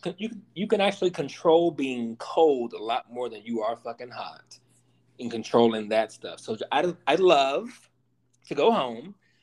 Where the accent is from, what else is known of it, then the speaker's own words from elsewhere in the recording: Warren, Arkansas, United States; my hometown of Warren, Arkansas.